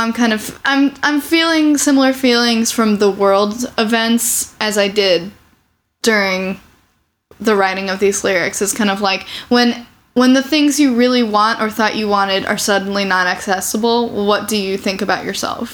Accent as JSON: {"language": "English", "town": "Champaign", "region": "Illinois", "country": "United States", "tie": "born or raised there", "also_born_or_lived": "Urbana, Illinois", "moved": "as an adult", "lives_now": "Chicago, United States", "said": "I grew up in Champaign. I was born in Urbana, technically"}